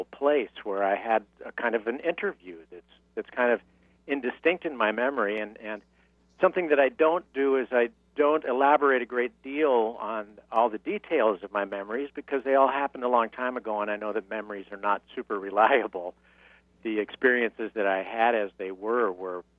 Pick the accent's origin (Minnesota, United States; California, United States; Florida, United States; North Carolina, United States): California, United States; San Diego; moved away as an adult; also born or lived in New York; now in Palm Springs, United States; I'm from San Diego, California, originally